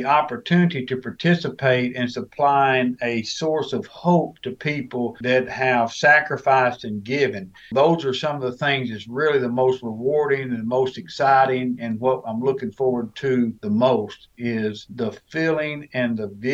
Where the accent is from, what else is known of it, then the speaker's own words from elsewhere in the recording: Arkansas, United States; also born or lived in Germany; I grew up in the great state of Arkansas